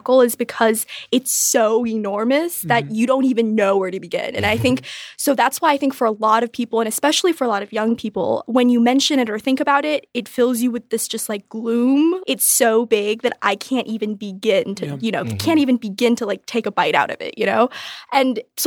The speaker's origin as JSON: {"language": "English", "region": "Beijing", "country": "China", "tie": "born or raised there", "moved": "yes", "said": "growing up in Beijing in like a really tall high-rise building"}